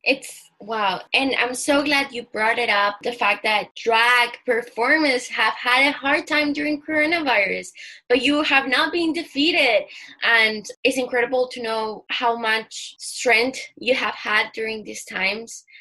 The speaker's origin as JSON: {"language": "English", "country": "Chile", "said": "I'm from Chile"}